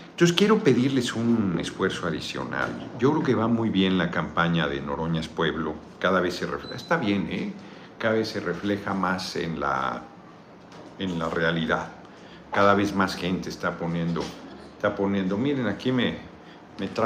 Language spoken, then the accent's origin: Spanish; Pochutla, Oaxaca, Mexico; Gracias por visitar mi tierra Pochutla y voy a ir a Austin en septiembre.